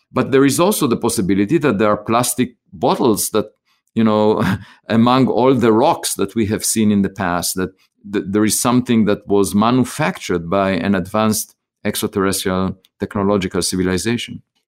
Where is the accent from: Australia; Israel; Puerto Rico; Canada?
Israel; moved away as an adult; now in United States; I grew up in Israel, I was, uh, drafted to the military